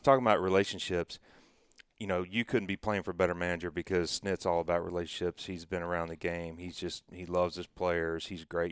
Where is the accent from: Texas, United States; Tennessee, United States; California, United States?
Tennessee, United States; I'm from Tennessee